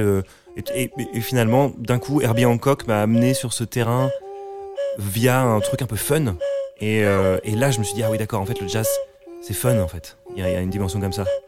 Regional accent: Caen, Normandy, France; je viens de Caen et du coup, avec le avec mon lycée et ma classe musique

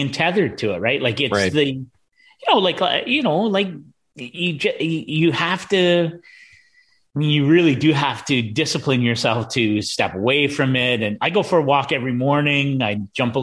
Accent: Canada; I'm Canadian

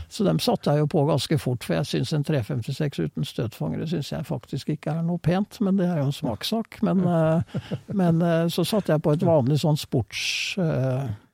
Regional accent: Fredrikstad, Østfold, Norway; i Fredrikstad, der jeg kommer fra

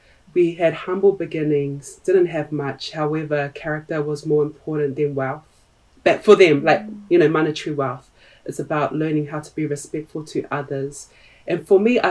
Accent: Hamilton, Waikato, New Zealand; first language Tongan; English is a second language; I was born and raised in New Zealand, my first language was Tongan

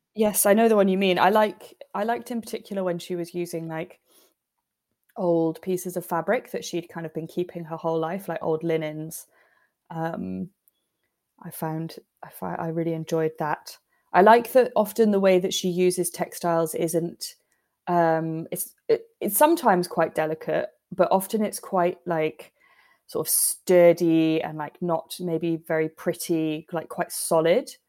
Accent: United Kingdom; we're British

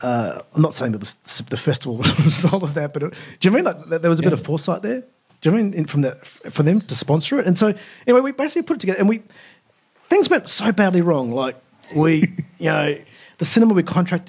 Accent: Australia; And I said, look, I'm Australian and I want to learn Turkish.

